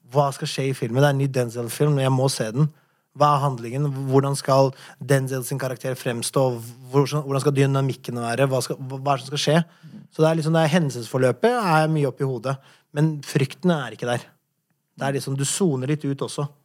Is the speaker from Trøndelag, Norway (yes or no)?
no; Oslo, Norway; Du må huske at jeg kom hit fra en borgerkrig. Jeg har gjort øh, Jeg har vært i visse situasjoner når jeg har vokst opp her i Oslo